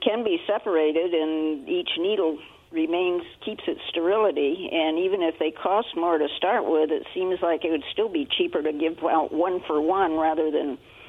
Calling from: Benton City, Washington, United States; Oh, if you're still got me on hold … from Benton City.

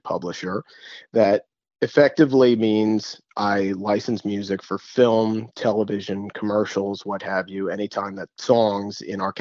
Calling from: New York, United States; I am calling you from Midtown Manhattan, where I live and work.

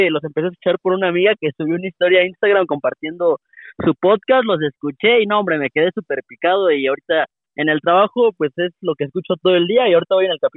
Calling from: Querétaro, Mexico; Le llamo de la ciudad de Querétaro.

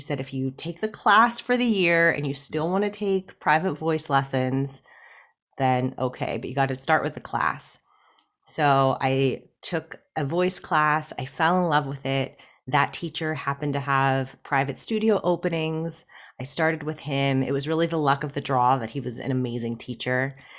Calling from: Pittsburgh, Pennsylvania, United States; I am in Pittsburgh, Pennsylvania, in the United States.

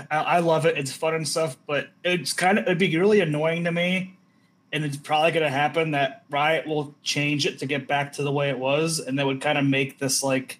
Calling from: Idaho, United States

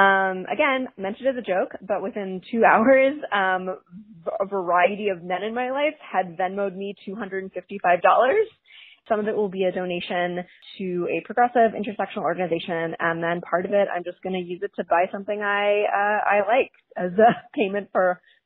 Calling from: New York City, New York, United States; I'm calling from Brooklyn

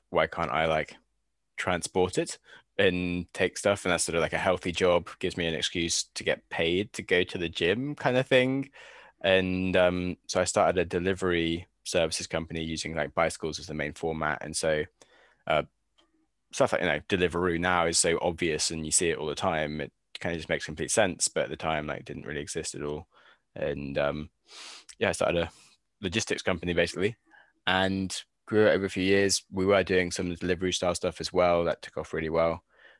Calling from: Penryn, South West England, United Kingdom; Tuning in from Penryn in Cornwall, so a little town on the coast of the UK, so about as west as you can get, so kind of close-ish. And yeah, it's nice, didn't need to be in London anymore

